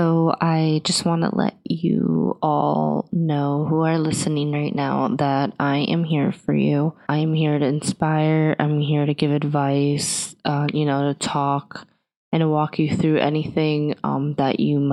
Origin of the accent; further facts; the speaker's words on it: New York, United States; now in New Jersey, United States; I was born in New York, Queens, to be specific, currently living in New Jersey